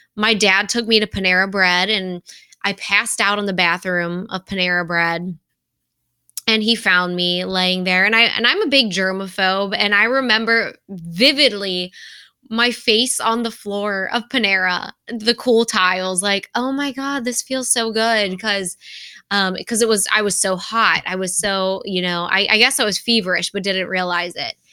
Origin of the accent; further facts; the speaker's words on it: Cincinnati, Ohio, United States; moved away as an adult; also born or lived in Indianapolis / Rochester, Minnesota; this is my hometown